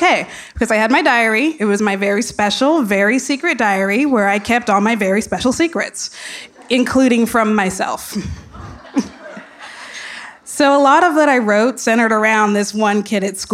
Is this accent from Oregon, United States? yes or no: yes; Jefferson, Oregon, United States; I grew up in Jefferson, Oregon, the self-proclaimed mint capital of the world